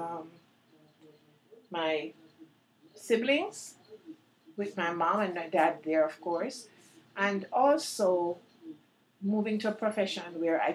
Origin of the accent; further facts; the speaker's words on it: Kingston, Jamaica; moved away as an adult; now in United States; I was born in Kingston, Jamaica